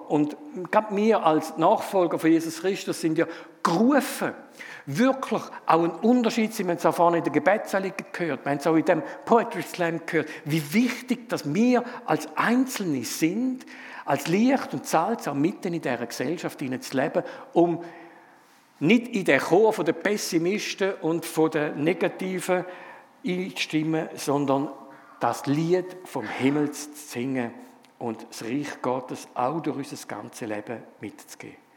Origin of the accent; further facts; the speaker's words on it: Frauenfeld, Thurgau, Switzerland; accent: Thurgauer Dialekt; moved away as an adult; now in Zofingen, Switzerland; ich bin ein bisschen östlicher aufgewachsen, darum auch ein bisschen der Thurgauer Dialekt. Ich komme aus Frauenfeld ursprünglich